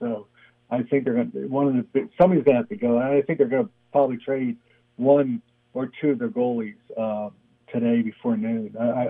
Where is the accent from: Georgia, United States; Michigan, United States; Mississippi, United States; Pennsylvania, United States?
Pennsylvania, United States; Philadelphia; moved away; also born or lived in Baltimore; My team's always been Nova because I'm from Philadelphia.